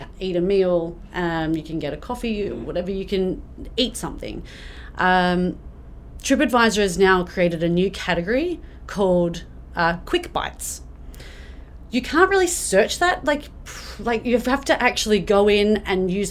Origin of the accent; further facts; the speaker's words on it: Australia; now in Canada; I'm Australian